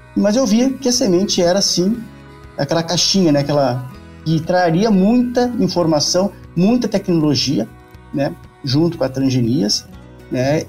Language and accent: Portuguese; Pelotas, Rio Grande do Sul, Brazil; moved away as an adult; also born or lived in Bagé / Uruguaiana; now in Rio Verde, Brazil; eu sou o tipo gaúcho da fronteira, né? Porque nasci em Bagé, me criei em Uruguaiana, né? Depois, por um tempo, já com, na, na infância, ainda fui para Pelotas e fiquei lá uns 18 anos